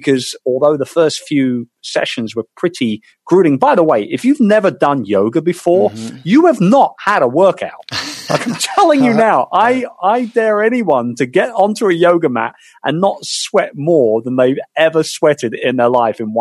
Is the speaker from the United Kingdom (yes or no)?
yes; United Kingdom; as a Brit